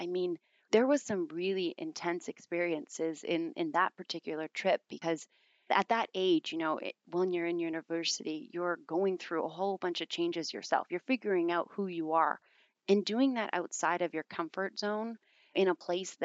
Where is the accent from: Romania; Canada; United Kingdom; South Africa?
Canada; small town outside of Calgary, Alberta; also born or lived in Bordeaux, France / Lyon, France / Paris, France; I'm actually not from Calgary. I'm from a small town outside of Calgary